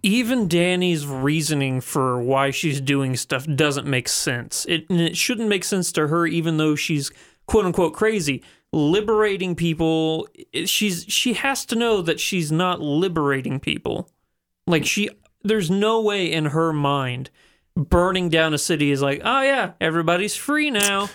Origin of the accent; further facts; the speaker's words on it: the Ozarks, United States; people I grew up with in the Ozarks